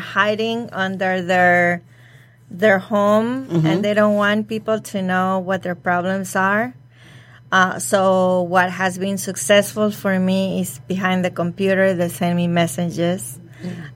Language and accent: English; Mexico; now in United States; I am from Mexico